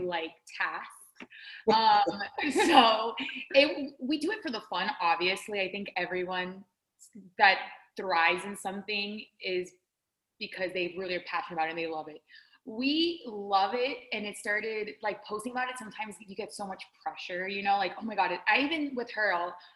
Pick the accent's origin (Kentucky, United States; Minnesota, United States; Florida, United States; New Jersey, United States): Florida, United States; Orlando; I've been living in Orlando since I was five, so pretty much my entire life.